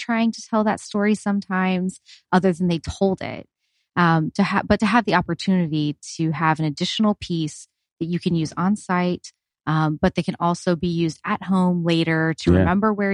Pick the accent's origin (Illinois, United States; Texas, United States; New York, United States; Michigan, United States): Texas, United States; Houston; moved away as an adult; also born or lived in Pensacola, Florida; now in New Mexico, United States; I grew up in Houston and we grew up vacationing in Perdido Key